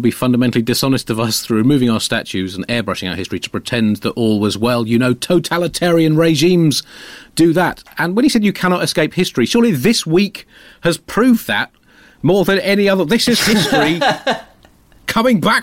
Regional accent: United Kingdom; I'm British

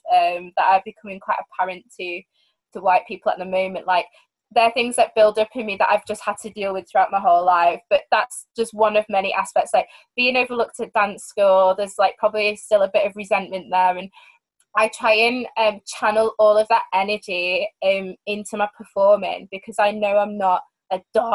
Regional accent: Manchester, North West England, United Kingdom; Manchester, at my hometown

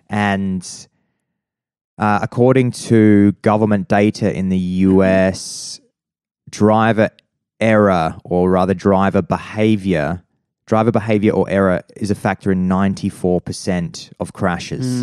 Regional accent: Adelaide, South Australia, Australia; I grew up in Prospect in, uh, in, in, uh, in Adelaide

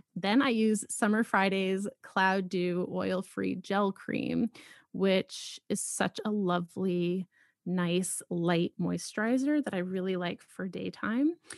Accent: Boston, Massachusetts, United States; moved away as an adult; also born or lived in Philadelphia / New York; now in Los Angeles, United States; I grew up in Boston

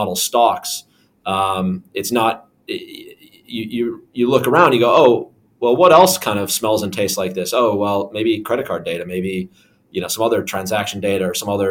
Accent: Minnesota, United States; now in London, United Kingdom; I'm from Minnesota, which is a very cold state

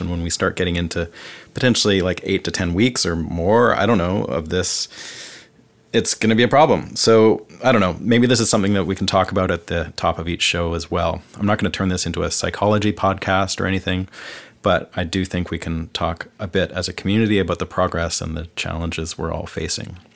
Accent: Vancouver, British Columbia, Canada; moved away as an adult; now in Nashville, United States; I'm from Vancouver, Canada, and I've lived the last seven years of my life in Nashville.

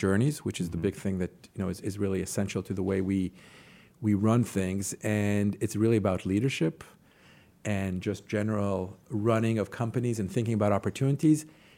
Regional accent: Jerusalem, Jerusalem District, Israel; moved away as an adult; also born or lived in New York City; I grew up in Jerusalem, in Israel.

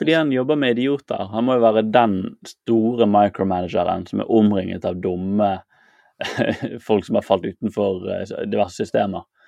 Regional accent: Bergen, Vestland, Norway; der jeg vokste opp i Bergen

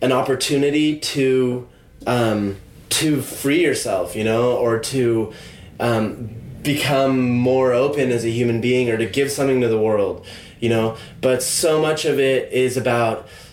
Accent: California, United States; moved away as an adult; now in London, United Kingdom; I could go back to California

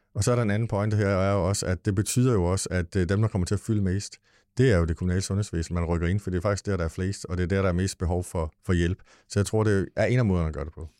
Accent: Lolland, Zealand, Denmark; vi kommer fra Lolland

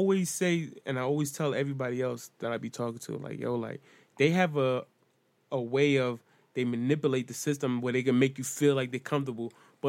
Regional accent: Mount Vernon, New York, United States; also born or lived in Bronx, New York; I grew up in Mount Vernon, New York, and also a part of Bronx. So, of course, New York is a big melting pot.

